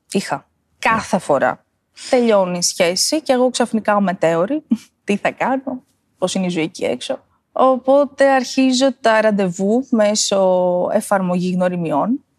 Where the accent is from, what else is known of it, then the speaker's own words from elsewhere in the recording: Ioannina, Epirus, Greece; είμαι από τα Γιάννα και μένω στα Γιάννενα